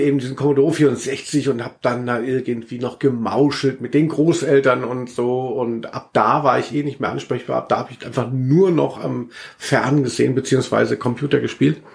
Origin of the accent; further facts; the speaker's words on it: Maintal, Hesse, Germany; meins hieß Hochstadt